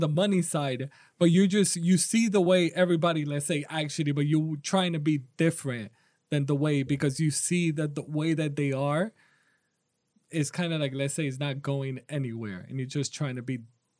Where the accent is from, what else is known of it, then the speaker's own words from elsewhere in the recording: New York, United States; I'm from New York, so that's an even we're from New York.